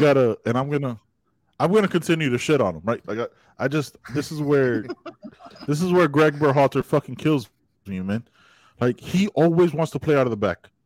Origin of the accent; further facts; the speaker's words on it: Panama; my home country of Panama